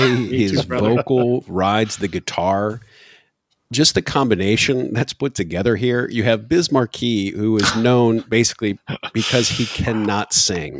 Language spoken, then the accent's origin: English; Michigan, United States; moved away; I'm originally from Michigan